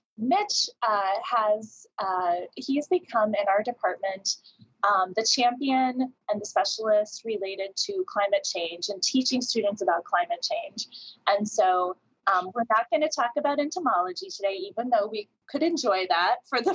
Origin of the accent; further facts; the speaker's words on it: Iowa, United States; We happen to both be from the Midwest. He's from Missouri and I'm from Iowa